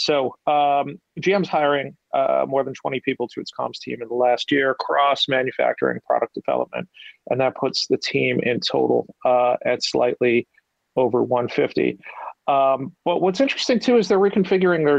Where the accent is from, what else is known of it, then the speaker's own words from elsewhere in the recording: Pennsylvania, United States; I'm from Pennsylvania